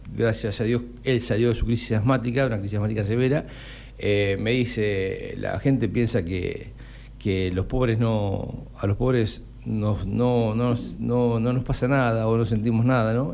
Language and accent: Spanish; Necochea, Buenos Aires Province, Argentina; moved away as an adult; also born or lived in La Matanza; cuando yo vengo vuelvo a Necochea eh, en el 2006 y me hago cargo del servicio de oncología, comencé a, a desandar otra realidad en mi pueblo en Necochea